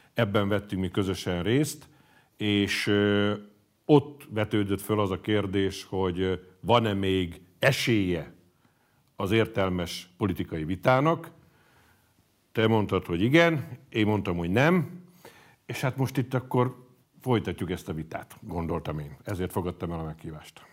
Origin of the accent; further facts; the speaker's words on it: Hajdúszoboszló, Hajdú-Bihar, Hungary; also born or lived in Nyírbátor / Gáborján / Nagyrábé / Debrecen; Aztán Nagyrábéra kerültünk, ahol elkezdtem az általános iskolát, és mivel akkor az én édesapám egy mezőgazdasági szakmunkásképző intézetben tanított, amit összevontak a Hajdúszoboszlón működő hasonló intézménnyel, ezért a felső tagozatot már Hajdúszoboszlón jártam, mert oda költöztünk, és gyakorlatilag ott végeztem el az általános iskolát